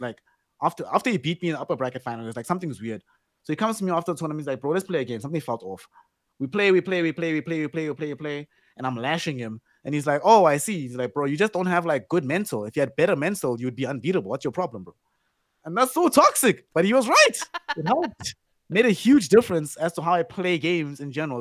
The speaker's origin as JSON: {"language": "English", "country": "South Africa", "tie": "born or raised there", "said": "we've all grown up we're all South African"}